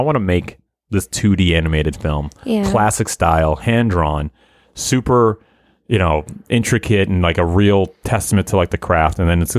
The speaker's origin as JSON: {"language": "English", "country": "United States", "said": "Sorry, man. I'm too American."}